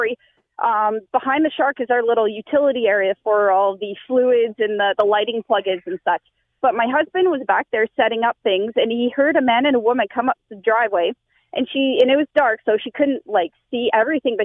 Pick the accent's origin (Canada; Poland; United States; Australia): Canada; I'm Canadian, and I hate to admit it, I don't like the cold